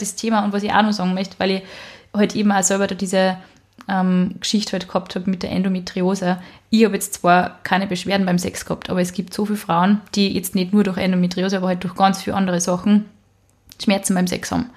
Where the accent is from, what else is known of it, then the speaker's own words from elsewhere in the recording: Upper Austria, Austria; Ich bin nicht aus Wien, ich sage eigentlich gar nicht Baba, weißt du? Ich bin aus Oberösterreich, da sagt man ihr Servus